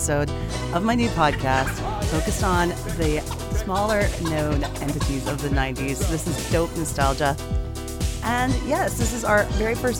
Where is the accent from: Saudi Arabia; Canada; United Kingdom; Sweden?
Canada; Edmonton, Alberta; where I grew up in Edmonton, Alberta